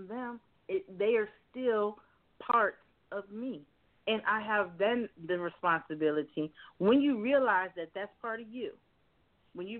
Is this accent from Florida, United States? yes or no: yes; Miami, Florida, United States; I grew up in Miami, Florida